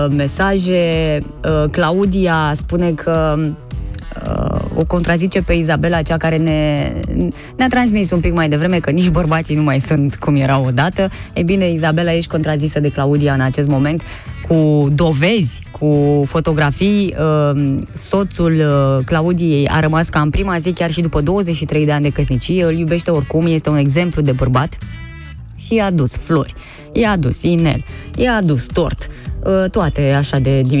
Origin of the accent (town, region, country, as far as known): Arad, Arad County, Romania